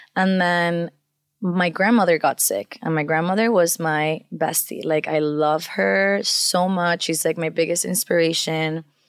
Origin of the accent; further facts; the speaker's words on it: Venezuela; first language Spanish; English is a second language; now in United States; I grew up in Venezuela, so I also grew up with a lot of Latin sounds